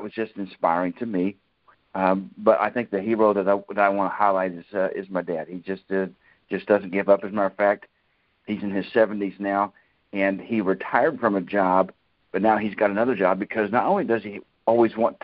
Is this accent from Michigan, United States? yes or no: no; Kansas, United States; moved away; my hometown in Kansas